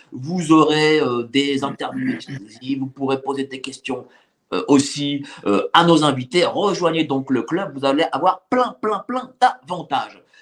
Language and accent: French; Paris, Île-de-France, France; moi, je suis parisien et lorsque je marche dans Paris